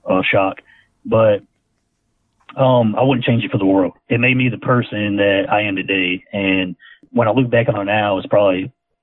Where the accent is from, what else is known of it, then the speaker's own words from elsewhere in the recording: Skipperville, Alabama, United States; also born or lived in Enterprise, Alabama; I actually grew up in a little town around Ozark called Skipperville, Alabama